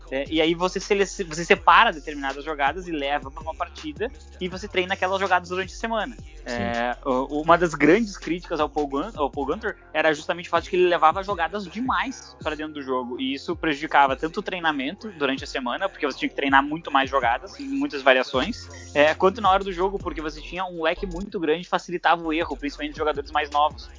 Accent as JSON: {"language": "Portuguese", "region": "South Region", "country": "Brazil", "said": "eu sou do Sul"}